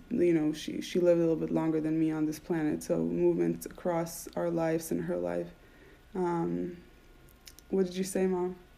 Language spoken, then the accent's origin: English; Israel; moved away as an adult; now in United States; the way I grew up in Israel, I grew up Orthodox